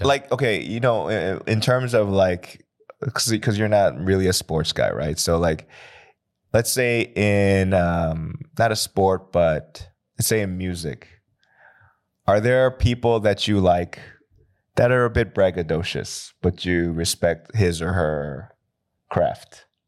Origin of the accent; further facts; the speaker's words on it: United States; now in Seoul, South Korea; I come from America